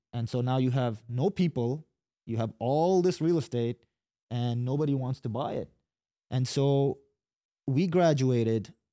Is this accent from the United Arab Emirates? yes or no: yes; Dubai, United Arab Emirates; moved away as an adult; also born or lived in Yemen; now in Katy, United States; grew up in Dubai, so watched Dubai grow